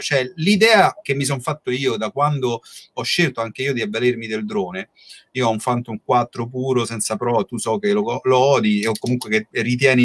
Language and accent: Italian; Rome, Lazio, Italy; noi poi siamo di Roma